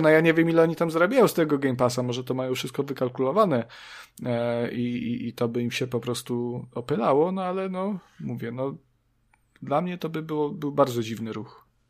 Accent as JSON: {"language": "Polish", "region": "Subcarpathian Voivodeship", "country": "Poland", "said": "ja jestem głupim wsiurem z Podkarpacia"}